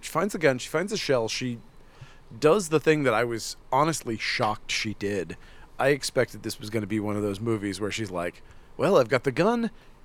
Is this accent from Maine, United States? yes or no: yes; Northern Maine, United States; moved away; I'm from Northern Maine.